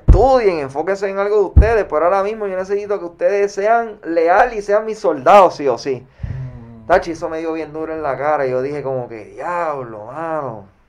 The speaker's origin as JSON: {"language": "Spanish", "town": "Caguas", "country": "Puerto Rico", "tie": "born or raised there", "said": "Mi adolescencia fue en Cagua en, en Cagua"}